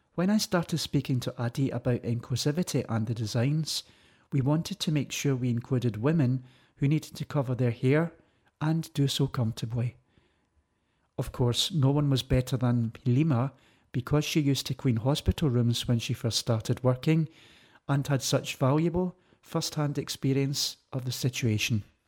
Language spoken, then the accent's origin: English; London, United Kingdom; Growing up in Ladbroke Grove